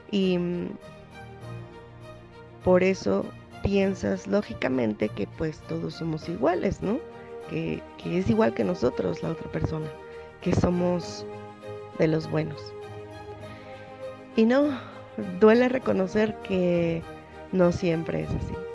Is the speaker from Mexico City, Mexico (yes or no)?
yes; Mexico City, Mexico; de la Ciudad de México.